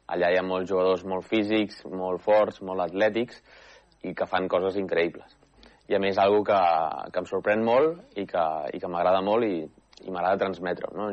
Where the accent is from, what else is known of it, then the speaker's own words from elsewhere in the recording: Manresa, Catalonia, Spain; Soc manresà, vaig néixer a Manresa i he viscut tota la vida a Manresa.